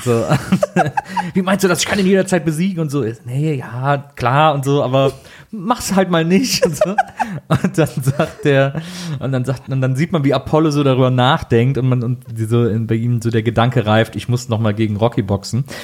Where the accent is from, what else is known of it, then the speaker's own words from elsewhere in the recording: Cologne, North Rhine-Westphalia, Germany; Meiner hieß Neuschwanstein. Ich komme ja aus Köln.